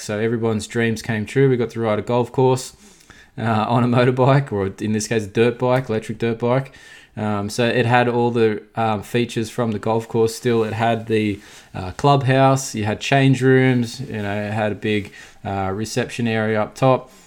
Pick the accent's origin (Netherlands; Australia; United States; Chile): Australia; as an Australian